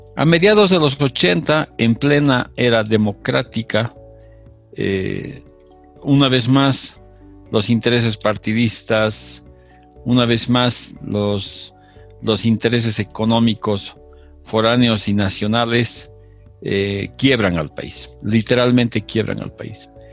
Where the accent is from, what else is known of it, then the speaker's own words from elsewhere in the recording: Bolivia; continuamos siendo el, el tercer país más grande de, de Sudamérica